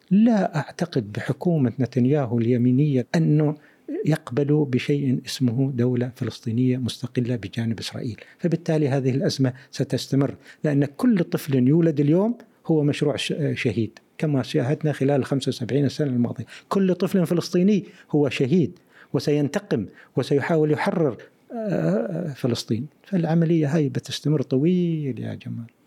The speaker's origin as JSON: {"language": "Arabic", "country": "United Arab Emirates"}